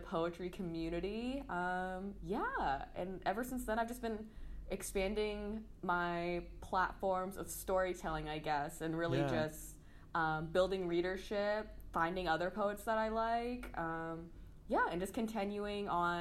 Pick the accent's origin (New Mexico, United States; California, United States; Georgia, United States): California, United States; San Diego; also born or lived in St. Louis, Missouri; now in Los Angeles, United States; I was born in St. Louis, Missouri, but then I moved to San Diego when I was about 4. And I grew up there, you know, did the whole elementary, middle, high school